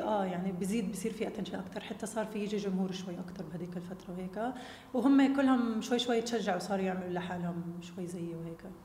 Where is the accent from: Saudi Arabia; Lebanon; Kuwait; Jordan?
Jordan; انا اولاد الاردن اللي بالفريق هدول متربيه معهم ولعبه معهم كل حياتي وانا كمان كابتن منتخب اردن